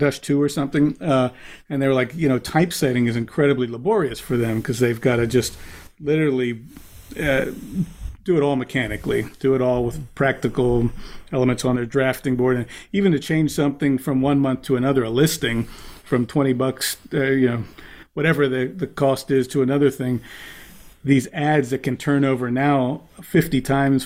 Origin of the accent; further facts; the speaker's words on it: right outside Washington D.C., Maryland, United States; I grew up in the Washington D.C. in Maryland, right outside of D.C.